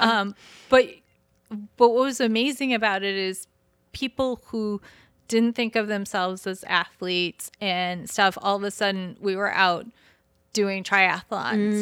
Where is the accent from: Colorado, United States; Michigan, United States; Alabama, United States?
Michigan, United States; I'm from, I'm from the state up north